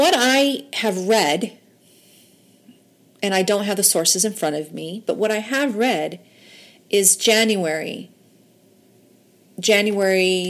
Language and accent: English; United States; I'm just an American woman